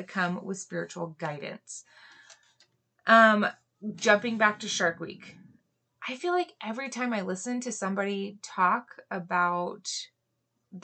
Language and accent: English; Hawaii, United States; moved away; I grew up in Hawaii